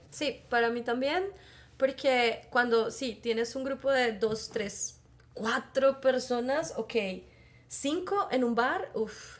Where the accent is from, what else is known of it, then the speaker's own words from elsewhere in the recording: Bogotá, Colombia; accent: Bogotá; moved away as an adult; now in Netherlands; yo soy de Colombia, por eso mi acento es un poco diferente. En Colombia tenemos muchos acentos, entonces, bueno, mi acento es de Bogotá